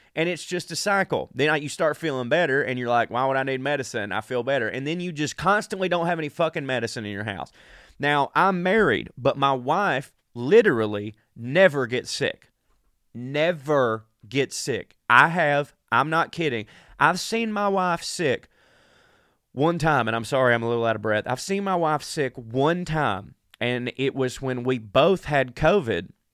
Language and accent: English; the South, United States; I'm from the South